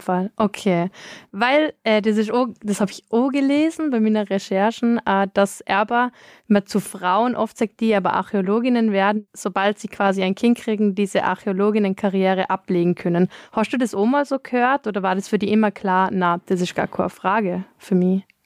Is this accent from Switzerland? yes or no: no; Austria; bei uns in Österreich